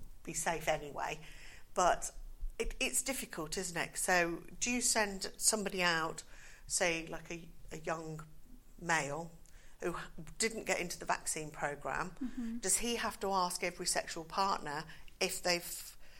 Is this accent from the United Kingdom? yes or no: yes; United Kingdom